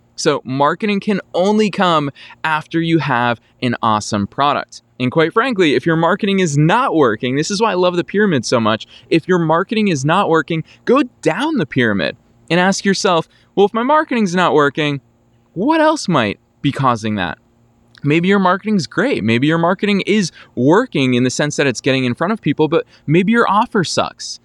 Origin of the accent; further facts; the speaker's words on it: just outside of Boston, Massachusetts, United States; now in Los Angeles, United States; from my hometown where I grew up, just outside of Boston, Massachusetts